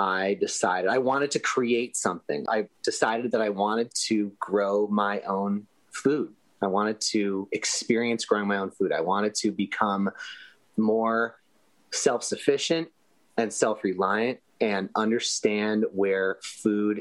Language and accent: English; Los Angeles, California, United States; my hometown of Los Angeles, that I love very much and always come home